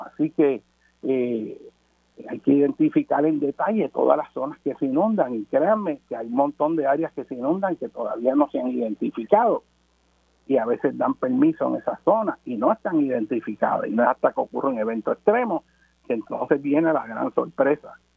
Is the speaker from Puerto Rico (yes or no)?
yes; Puerto Rico; nuestro país y vamos a ser extranjeros en nuestra propia tierra